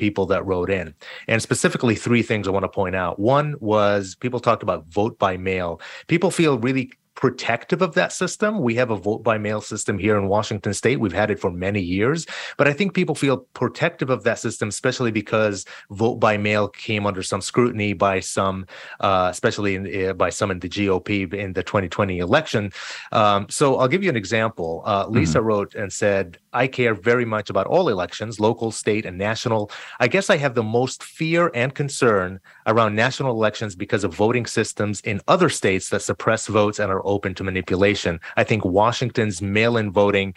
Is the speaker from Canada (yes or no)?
no; Jordan; also born or lived in New York / Delaware; now in Seattle, United States; I'm Palestinian, but I was born and raised in Jordan